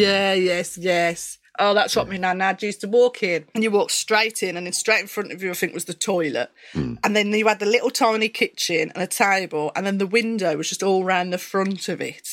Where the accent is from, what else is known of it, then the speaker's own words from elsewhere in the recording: Birmingham, West Midlands, United Kingdom; accent: Brummie; I'm quite Brummie as well.